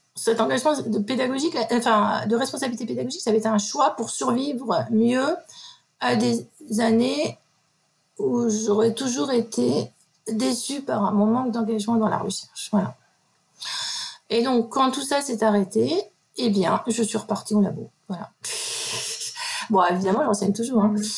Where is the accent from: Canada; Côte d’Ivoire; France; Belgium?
France; Metz, Grand Est; moved away as an adult; je suis originaire de Lorraine, de Metz plus exactement